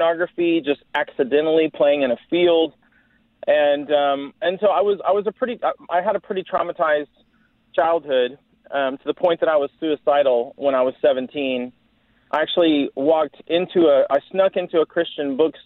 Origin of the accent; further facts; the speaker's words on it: Dallas, Texas, United States; I'm a Texan. I was raised in the Dallas area, different places around Texas mostly